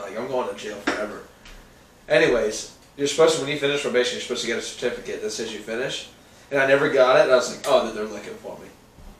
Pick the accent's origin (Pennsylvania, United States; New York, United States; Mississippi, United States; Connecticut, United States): Pennsylvania, United States; Philadelphia; moved away; I was born in the Philadelphia hospital